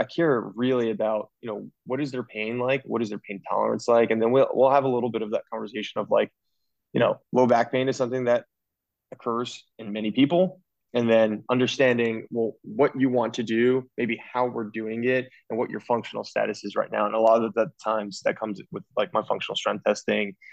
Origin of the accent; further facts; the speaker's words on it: New Jersey, United States; moved away as an adult; also born or lived in Pennsylvania; now in Baltimore, United States; I'm originally from Jersey